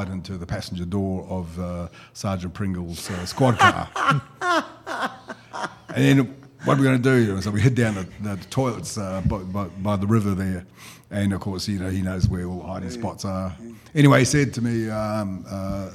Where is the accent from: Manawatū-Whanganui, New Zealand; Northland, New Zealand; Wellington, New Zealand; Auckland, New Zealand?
Auckland, New Zealand; I was raised in Te Atatū, the Rising Sun. It's a suburb in West Auckland.